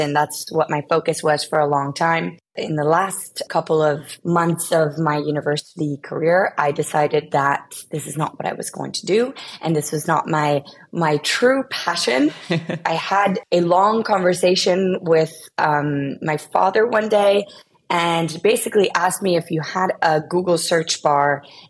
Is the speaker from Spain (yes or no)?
yes; Spain; also born or lived in United States; I was born in the US. I am originally from Spain.